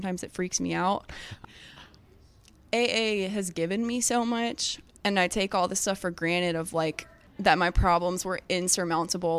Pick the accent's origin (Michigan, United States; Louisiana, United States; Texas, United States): Louisiana, United States; Baton Rouge; I'm from Baton Rouge, Louisiana